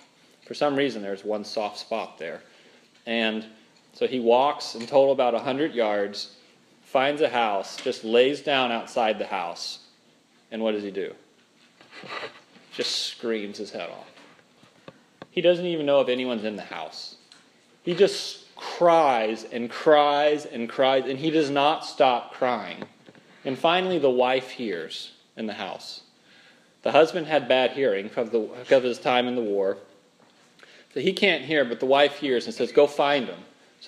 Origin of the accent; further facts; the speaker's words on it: Minnesota, United States; And I'm from Minnesota. They've got a real strong accent up there.